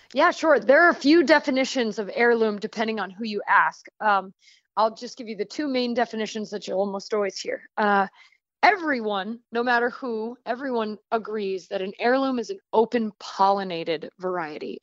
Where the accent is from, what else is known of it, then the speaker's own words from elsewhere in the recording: Rhode Island, United States; also born or lived in Missouri Ozarks; now in Florida, United States; I'm originally from Rhode Island, and then I was farming with Baker Creek in the Missouri Ozarks, and now I am gardening and farming in Florida.